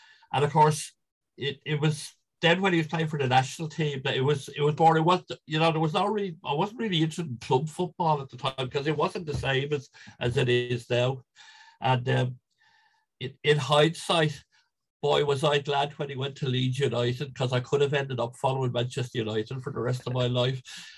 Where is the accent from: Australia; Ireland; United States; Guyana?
Ireland; Leinster; I mean, like us all growing up in Ireland, it was GA mainly, you know.